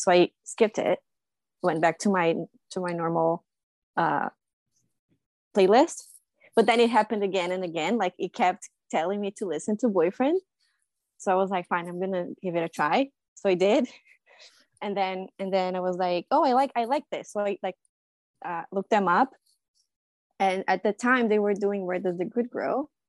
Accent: Brazil; now in Toronto, Canada; I'm originally from Brazil, but I live in Toronto.

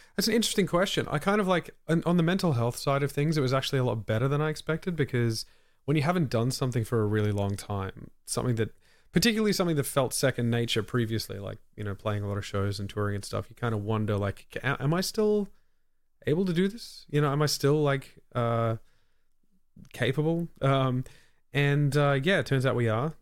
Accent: Australia; as an Australian

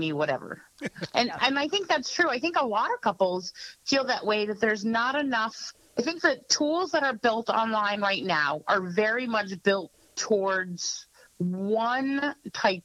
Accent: New England, United States; also born or lived in Las Vegas; I'm a New England girl, like, through and through

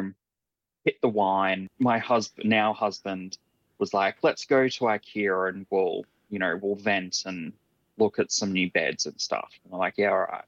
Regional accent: Ipswich, Queensland, Australia; also born or lived in Raby Bay, Queensland; I spent my primary school through to early high school years in Ipswich and then moved to Raby Bay with the rest of the family

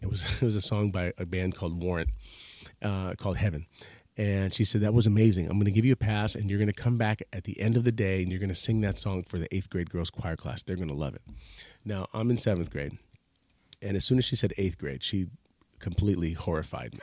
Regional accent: Stratford, Connecticut, United States; I grew up in Stratford, Connecticut

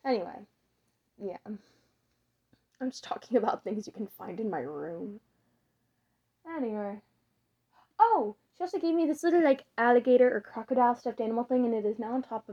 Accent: the southern United States, United States; So, I was born in America, in one of the southern states.

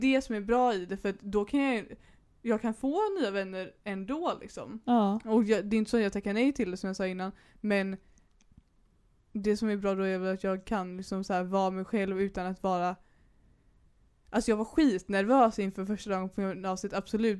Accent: Majorna, Högsbohöjd, Västra Götaland, Sweden; also born or lived in Bokenäs; vi bodde i Majorna när, vi var, när jag var liten liksom. Sen så råkade vi bara hamna på Högsbohöjd för att vi flyttade hem från Bokenäs

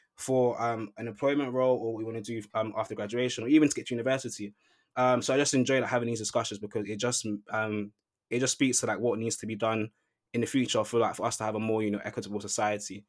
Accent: London, United Kingdom; moved away as an adult; now in Manchester, United Kingdom; I grew up in London. I come to Manchester to study.

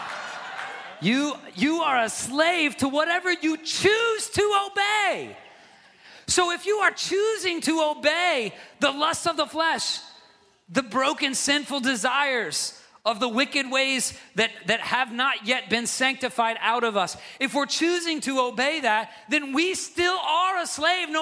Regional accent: the South, United States; now in New England, United States; I'm from the South

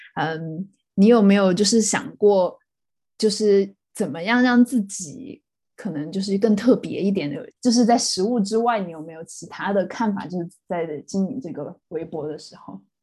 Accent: Sichuan, China; also born or lived in Chongqing / Hong Kong; now in United Kingdom; 我跟李天和都是四川出生，后来在重庆念书的人

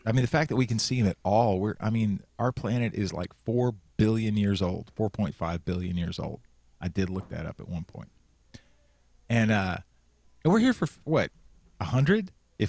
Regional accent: Central Texas, United States; When I was growing up in Central Texas

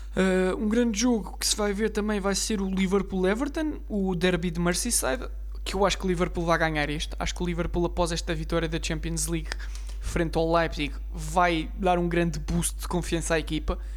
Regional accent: Portugal; Eu, como português

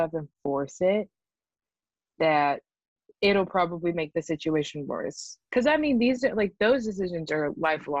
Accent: Mississippi, United States; born or raised there; moved away as an adult

